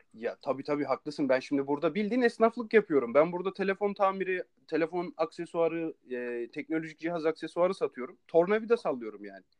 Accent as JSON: {"language": "Turkish", "country": "Turkey", "moved": "yes", "said": "Türkiye diyorum"}